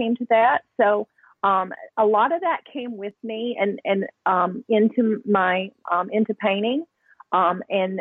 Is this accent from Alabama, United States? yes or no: yes; Alabama, United States; growing up in Alabama, you don't, at least where I grew up, because I was in a small town